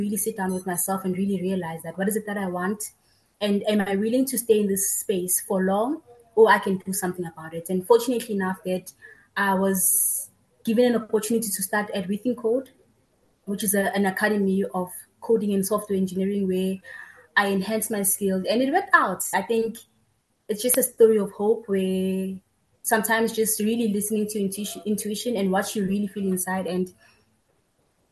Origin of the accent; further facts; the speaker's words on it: Tembisa, Gauteng, South Africa; I was born and bred in Tembisa